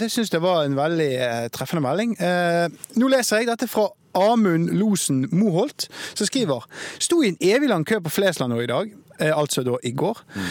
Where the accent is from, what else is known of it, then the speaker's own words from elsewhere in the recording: Bergen, Vestland, Norway; Spesielt som bergenser.